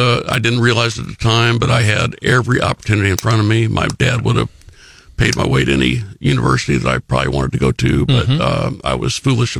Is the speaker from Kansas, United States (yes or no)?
no; St. Charles, Missouri, United States; I grew up in the St. Charles area for the most part, St. Charles, Missouri.